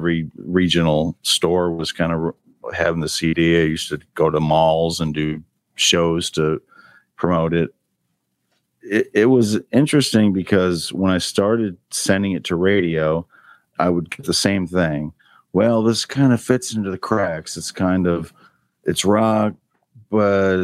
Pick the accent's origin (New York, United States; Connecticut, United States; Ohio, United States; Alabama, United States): Connecticut, United States; Greenwich; also born or lived in Boston; now in Nashville, United States; my hometown of Greenwich